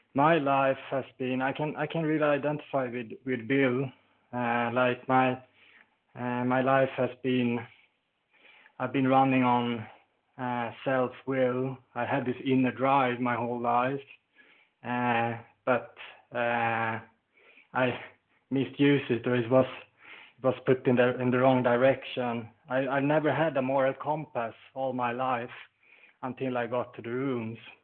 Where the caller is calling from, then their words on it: Sweden; I'm calling from Sweden